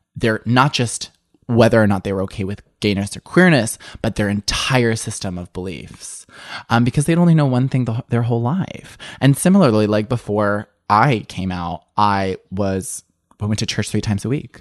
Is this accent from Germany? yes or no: no; suburban Illinois, United States; I grew up in the Midwest in suburban Illinois.